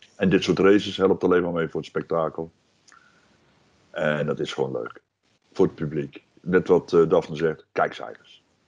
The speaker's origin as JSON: {"language": "Dutch", "country": "Netherlands", "said": "ik ben Nederlander"}